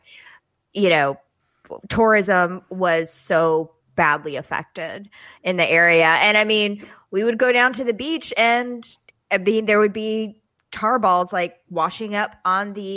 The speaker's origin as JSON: {"language": "English", "town": "Pensacola", "region": "Florida", "country": "United States", "said": "I'm from Pensacola"}